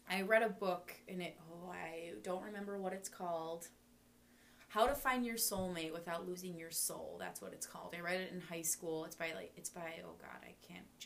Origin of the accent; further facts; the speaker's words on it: Ireland; I'm Irish, so I don't say you have to forgive everyone